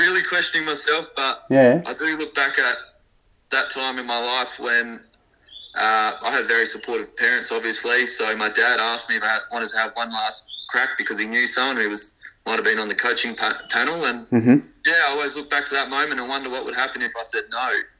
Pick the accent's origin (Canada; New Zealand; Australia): Australia; Adelaide, South Australia; I grew up in the West, obviously